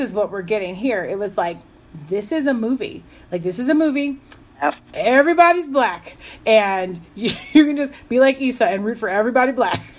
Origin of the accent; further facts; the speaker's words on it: Chicago, Illinois, United States; I grew up in Chicago